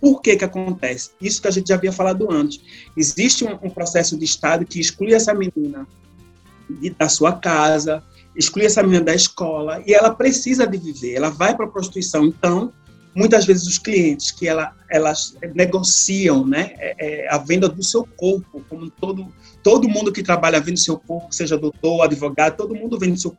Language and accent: Portuguese; Brazil; now in Canada; eu saí em 2017 do Brasil, ou seja, é, em julho, 30 de julho do, do mês passado, eu fiz quatro anos vivendo aqui no Canadá